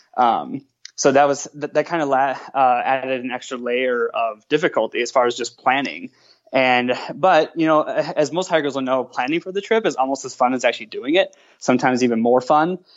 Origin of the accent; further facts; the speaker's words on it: Minnesota, United States; moved away as an adult; now in Grand Rapids, United States; I'm from Minnesota originally